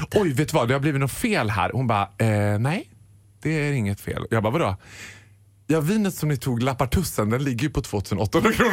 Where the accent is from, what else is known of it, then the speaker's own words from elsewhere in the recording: Borlänge, Dalarna County, Sweden; also born or lived in London; Jag är från Borlänge